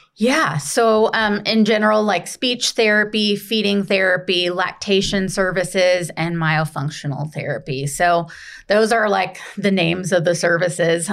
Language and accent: English; Kentucky, United States; moved away as an adult; also born or lived in Indiana; now in Greenville, United States; born and raised in Kentucky.